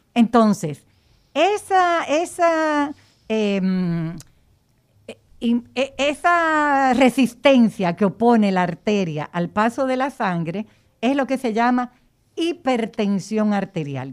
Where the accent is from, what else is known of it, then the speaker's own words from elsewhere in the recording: Dominican Republic; de raza como nosotros los dominicanos que tenemos el negro atrás de la oreja